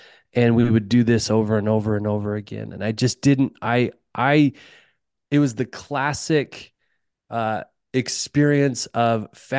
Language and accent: English; Utah, United States; You know, there's a lot to tell, but I grew up in Utah, as I talked about, and I grew up with a dad that worked construction, hung drywall.